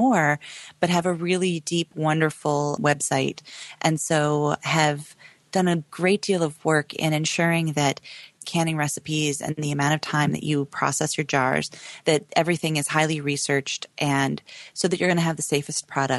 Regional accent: Oregon, United States; moved away; growing up in Oregon.

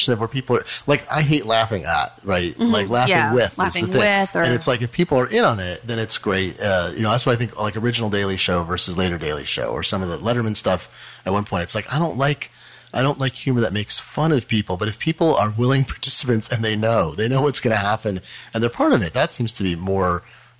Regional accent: Eugene, Oregon, United States; I grew up in Eugene, Oregon

